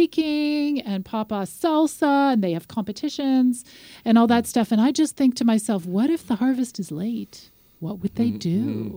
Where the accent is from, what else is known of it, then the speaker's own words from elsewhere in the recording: Regina, Saskatchewan, Canada; I'm from Regina, Saskatchewan.